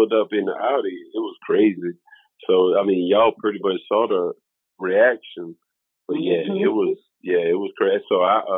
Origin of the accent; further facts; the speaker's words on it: the South, United States; also born or lived in South Carolina; now in Memphis, United States; I was raised in the South.